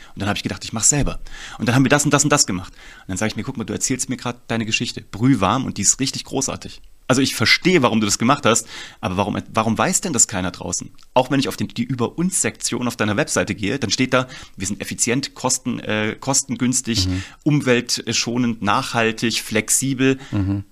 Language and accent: German; Kassel, Hesse, Germany; ich komme aus Kassel eigentlich